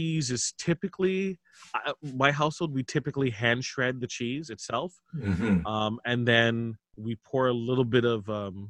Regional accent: Toronto, Ontario, Canada; I was born in Toronto, Ontario, Canada

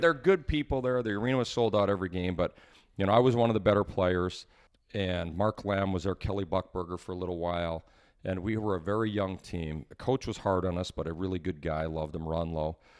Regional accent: Edmonton, Alberta, Canada; I grew up in Edmonton

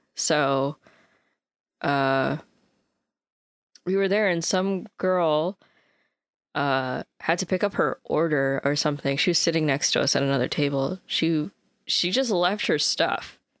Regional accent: United States; as an American

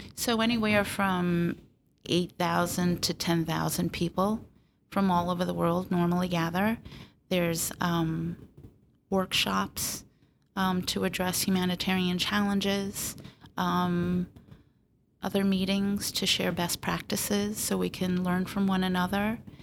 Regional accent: Long Island, New York, United States; also born or lived in Port Washington; I grew up on Long Island.

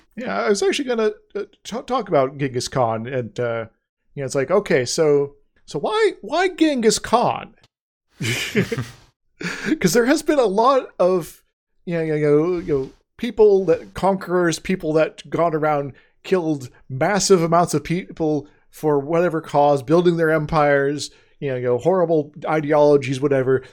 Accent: United States; we, as the American public

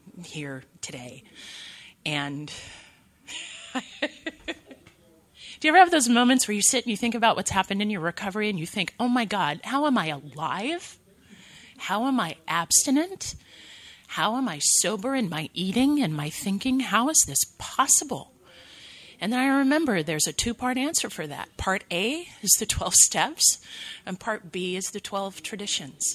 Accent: 2 hours north of Los Angeles, California, United States; moved away as an adult; my hometown, 2 hours north of Los Angeles

